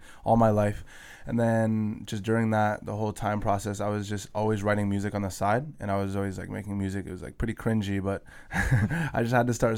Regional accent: Chilliwack, British Columbia, Canada; also born or lived in Langley; now in Victoria, Canada; I was born in Langley, I believe. And then I grew up in Chilliwack, BC, and then came to Victoria.

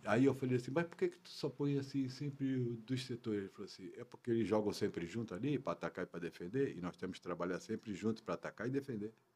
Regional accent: Brazil; moved away as an adult; also born or lived in Portugal / France; Sou brasileiro, com muito orgulho

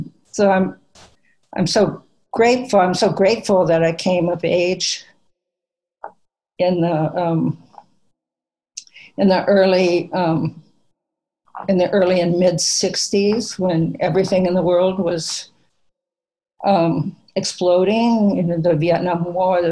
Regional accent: Minnesota, United States; I grew up in Minnesota and in a little farming town

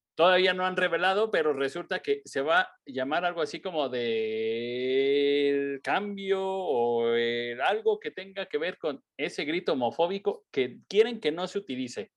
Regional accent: Mexico; como mexicano

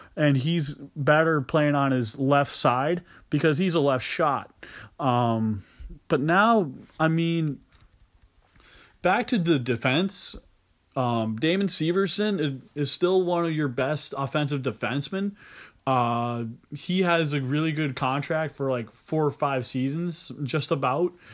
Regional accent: Massachusetts, United States; from the state of Massachusetts, my home state

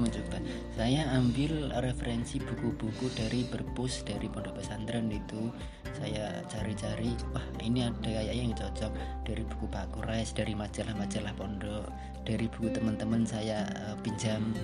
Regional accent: Purwodadi, Central Java, Indonesia; Saya dari Purwodadi

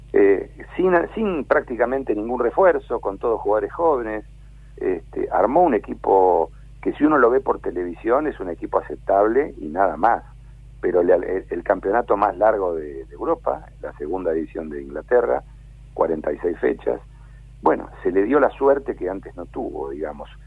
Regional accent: Buenos Aires, Argentina; Soy, porteño

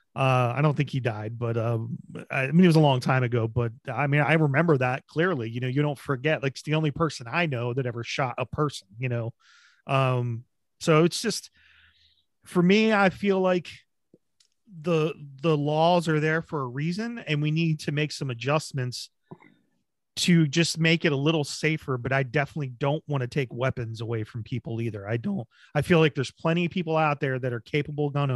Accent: New Jersey, United States; moved away; I grew up in Jersey

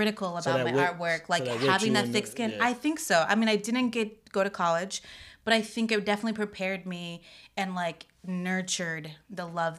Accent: Florida, United States; also born or lived in Detroit; I was born in Detroit. We moved down to Florida, South Florida, when I was 3.

